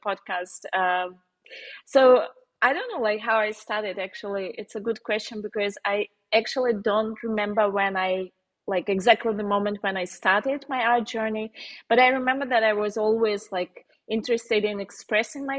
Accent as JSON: {"language": "English", "region": "Moscow", "country": "Russia", "tie": "born or raised there", "also_born_or_lived": "Ukraine", "accent": "Slavic", "second_language": "English", "moved": "as an adult", "lives_now": "Germany", "said": "when I was like around 8, I moved to Russia, to Moscow, where my mom was living. And then we like I went to university there"}